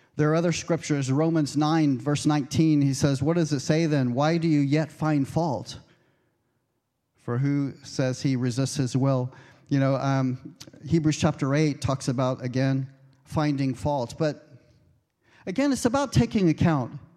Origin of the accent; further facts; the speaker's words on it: United States; moved away; I'm American